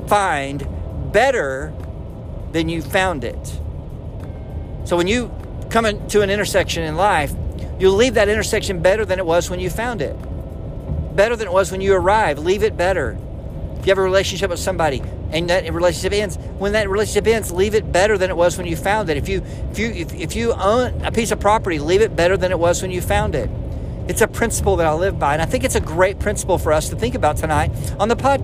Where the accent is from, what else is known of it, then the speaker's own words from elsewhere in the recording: Arlington, Texas, United States; coming over from Tyler, Texas to my hometown of Arlington